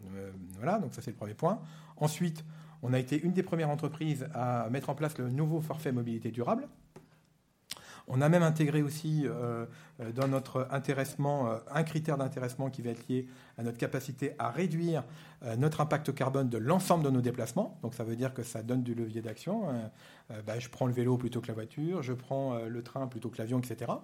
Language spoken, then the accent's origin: French; the West, western France, France; je suis né dans l'Ouest il y a déjà longtemps et je me rappelle que j'allais au catéchisme surtout pour y aller en vélo